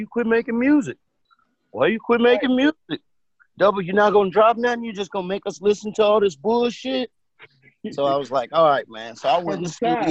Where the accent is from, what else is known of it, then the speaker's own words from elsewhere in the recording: Oakland, California, United States; I grew up in Oakland in the early 80s